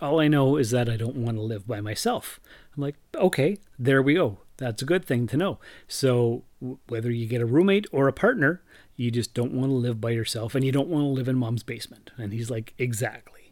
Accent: Sault Ste. Marie, Ontario, Canada; moved away; also born or lived in Timmins; I moved from Timmins back to my hometown of Sault Ste. Marie at the beginning of April

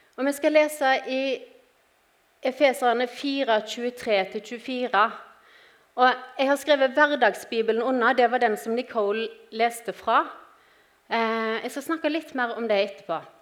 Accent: Western Norway, Norway; moved away as an adult; now in Grimstad, Norway; jeg er opprinnelig fra Vestlandet, som dere sikkert hører.

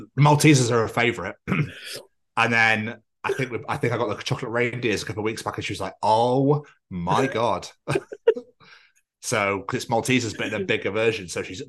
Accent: Scotland, United Kingdom; I come from Scotland

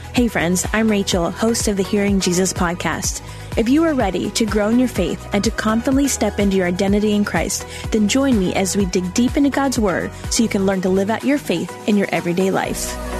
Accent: East Coast, United States; I'm from the East Coast

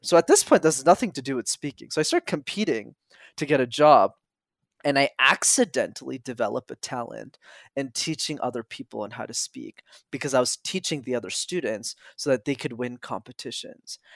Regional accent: Montreal, Quebec, Canada; I grew up in Montreal where I'm still based

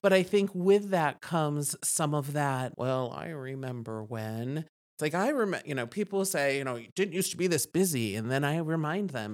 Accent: East Coast, United States; now in Steamboat Springs, United States; I moved here in nineteen ninety. I came here on vacation and just fell in love. I'm from the East Coast

